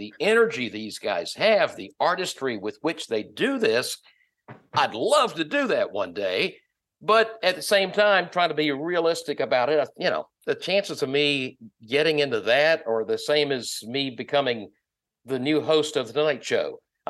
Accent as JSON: {"language": "English", "town": "Wilmington", "region": "North Carolina", "country": "United States", "tie": "born or raised there", "said": "I was born and raised in just outside of Wilmington, North Carolina."}